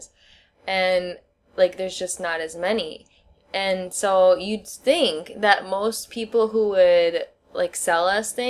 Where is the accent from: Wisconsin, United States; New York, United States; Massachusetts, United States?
Wisconsin, United States; moved away as an adult; now in Shenzhen, China; I'm from the Midwest, and people are, like, aggressively friendly in the Midwest. That's, like, the only way I can put it. Like, so friendly that that was always my normal reality. Like, I'm from Wisconsin